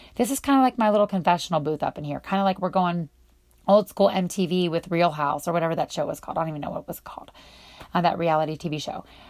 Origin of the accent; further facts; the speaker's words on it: Northwestern Pennsylvania, United States; I grew up in Western Pennsylvania, Northwestern Pennsylvania, right on the border of Ohio